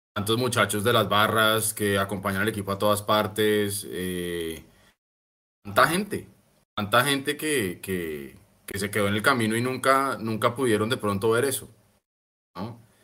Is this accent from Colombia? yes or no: yes; Colombia; como buenos colombianos